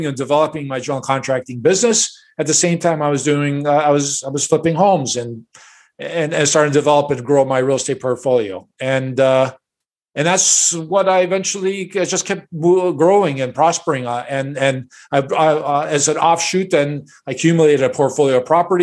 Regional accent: Chicago, Illinois, United States; I was born and raised in Chicago, and my parents are immigrants

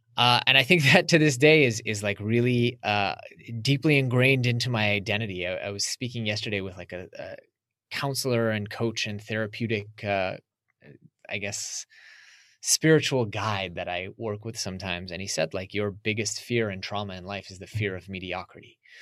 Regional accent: United States; growing up in America

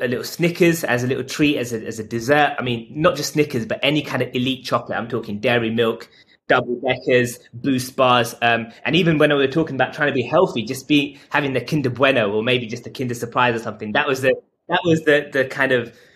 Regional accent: London, United Kingdom; I'm 32 years old and I'm from London

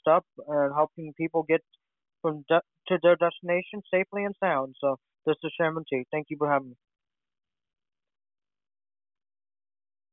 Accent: Cambodia; moved away; I'm originally from Cambodia

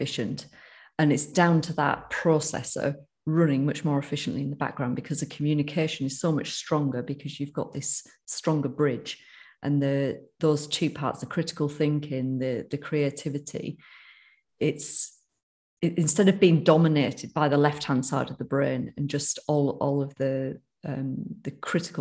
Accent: United Kingdom; accent: northern; my northern accent

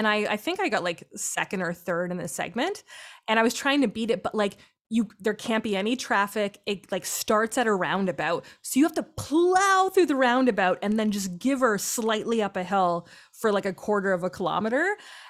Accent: Tilbury, Ontario, Canada; now in Ottawa, Canada; I'm from Southern Ontario, super flat farmland, grew up on a farm, always loved the outdoors, you know, just played outside a lot.

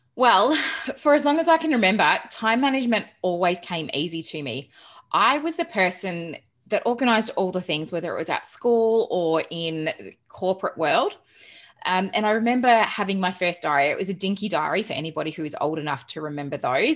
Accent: Geelong, Victoria, Australia; also born or lived in England; now in Melbourne, Australia; I moved to Melbourne because I'm originally from Geelong

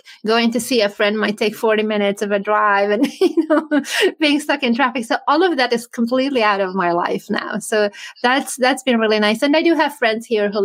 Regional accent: Hungary; also born or lived in California; now in Florida, United States; I'm from Hungary originally

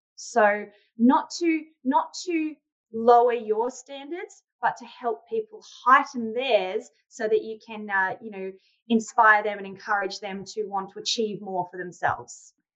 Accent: Australia; I'm from Australia

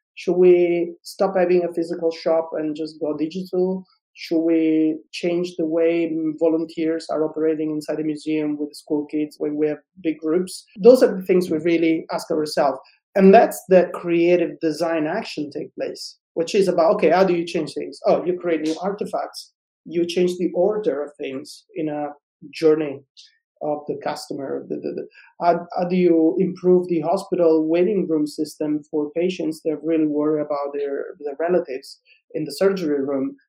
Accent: Sicily, Italy; I'm from Sicily

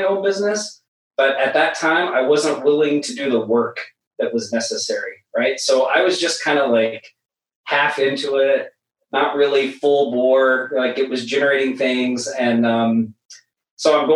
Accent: Oklahoma, United States; moved away as an adult; now in Maui, United States; I'm originally from Oklahoma. I haven't always lived in Maui. I moved here in 2010

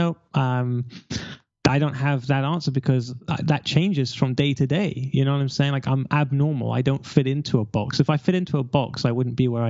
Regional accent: London, United Kingdom; I'm from London

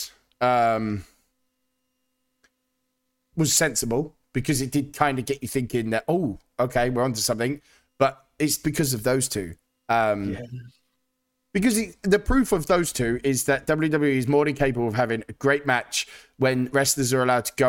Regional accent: United Kingdom; As a British man

